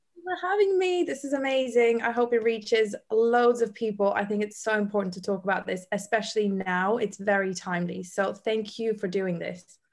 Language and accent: English; Bosnia & Herzegovina; moved away; also born or lived in Africa / Iceland; I come from Bosnia. I literally went through the war. I was raised by a single mother.